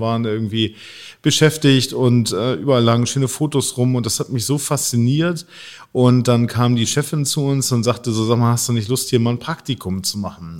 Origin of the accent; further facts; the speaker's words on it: Hamburg, Germany; Ich bin hier aufgewachsen und äh, bin zwar halb Italiener, halb Finne